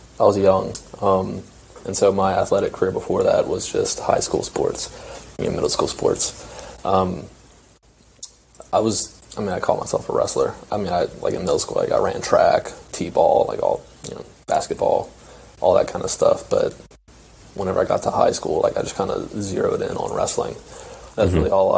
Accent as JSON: {"language": "English", "town": "Baton Rouge", "region": "Louisiana", "country": "United States", "tie": "born or raised there", "also_born_or_lived": "Oklahoma", "moved": "as an adult", "said": "I'm from Baton Rouge, Louisiana. Grew up in a little town 45 minutes outside of Baton Rouge"}